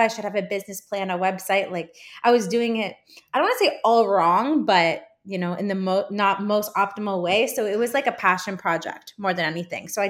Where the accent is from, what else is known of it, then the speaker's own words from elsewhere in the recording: Canada; I'm Canadian